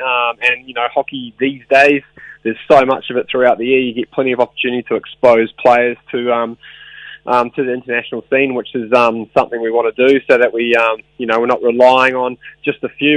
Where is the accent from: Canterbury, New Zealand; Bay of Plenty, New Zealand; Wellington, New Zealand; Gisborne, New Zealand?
Wellington, New Zealand; in Wellington, which is uh, my hometown